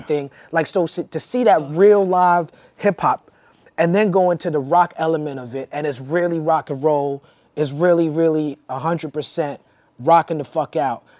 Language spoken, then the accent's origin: English; New York, United States; growing up in New York